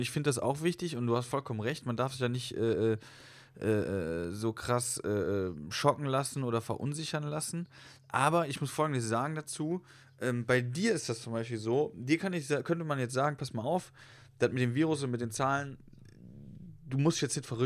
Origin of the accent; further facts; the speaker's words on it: Cologne, North Rhine-Westphalia, Germany; wollte ein Hotel reservieren und ähm, wo kommen sie her? Köln.